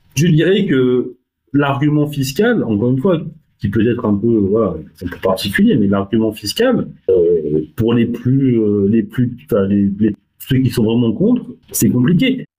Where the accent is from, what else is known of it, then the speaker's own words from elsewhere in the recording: France; on, on est français